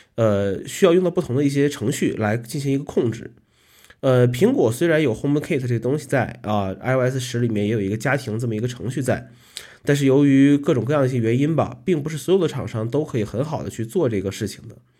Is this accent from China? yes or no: yes; Northeast China, China; moved away as an adult; now in Kunming, China; 来到昆明呢，已经十一年了啊，依然不是很喜欢昆明的冬天。呃，毕竟和北方不一样啊，这个从小生活在这个东北地区